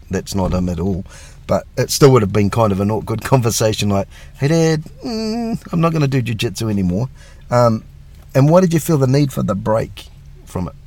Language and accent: English; New Zealand; for us over here in New Zealand